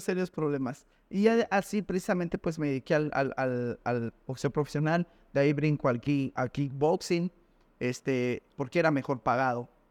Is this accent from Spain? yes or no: no; Mexico City, Mexico; en el barrio de donde yo vengo pues la, situación era complicada